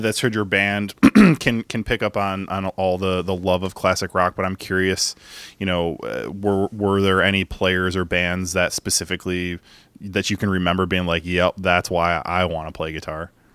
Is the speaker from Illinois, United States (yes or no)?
yes; Chicago, Illinois, United States; I grew up in Beverly